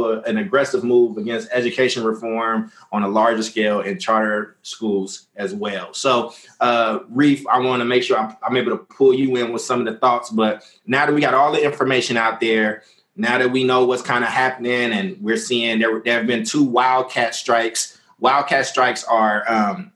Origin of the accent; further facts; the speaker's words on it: Oakland, California, United States; I grew up here in Oakland